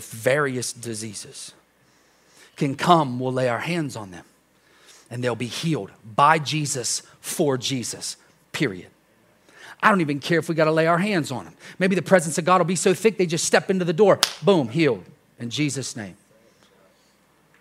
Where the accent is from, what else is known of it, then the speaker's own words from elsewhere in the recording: United States; we're American